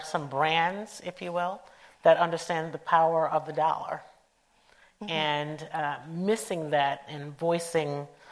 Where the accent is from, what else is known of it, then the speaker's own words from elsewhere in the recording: Atlanta, Georgia, United States; I'm originally from Atlanta